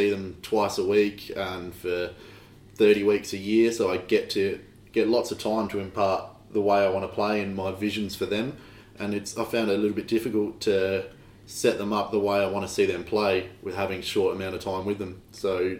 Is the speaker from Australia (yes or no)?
yes; Adelaide, South Australia, Australia; I'm from Adelaide, South Australia, and I've been coaching junior boys